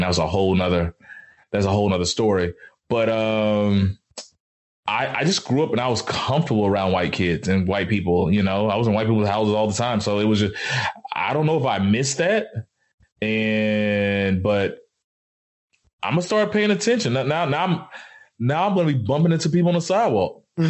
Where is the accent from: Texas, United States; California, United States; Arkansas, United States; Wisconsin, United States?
Texas, United States; Dallas; also born or lived in Alabama; I moved to Dallas like when I was like two or three, and even Dallas is the South.